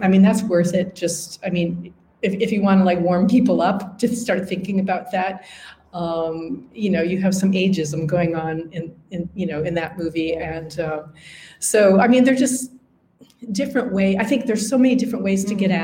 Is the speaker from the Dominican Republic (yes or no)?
no; Upper Midwest, United States; accent: Upper Midwestern; moved away as an adult; also born or lived in Wisconsin; now in London, United Kingdom; it's American, it's North American, um, it's Upper Midwestern.